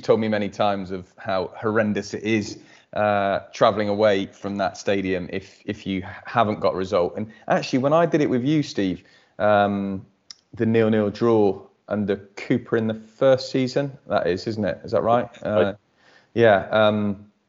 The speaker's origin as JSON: {"language": "English", "region": "England", "country": "United Kingdom", "lives_now": "Bristol, United Kingdom", "said": "we're obviously English and not Welsh"}